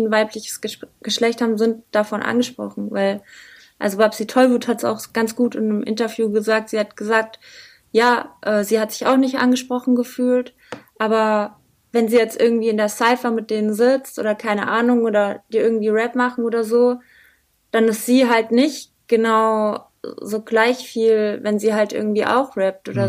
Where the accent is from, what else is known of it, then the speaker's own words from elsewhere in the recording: Butzbach, Hesse, Germany; moved away as an adult; also born or lived in Frankfurt; now in Mainz, Germany; ursprünglich komme ich eigentlich aus Frankfurt. Also meine Eltern äh, haben mich in Frankfurt äh, bis ich sechs war, habe ich in Rödelheim gewohnt und dann äh, später habe ich in Butzbach gewohnt.